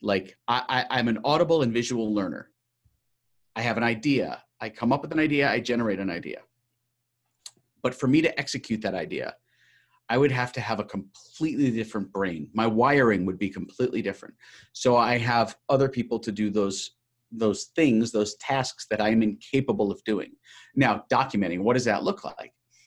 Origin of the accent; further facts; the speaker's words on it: New York, United States; I'm a New Yorker, so I'm pretty hardcore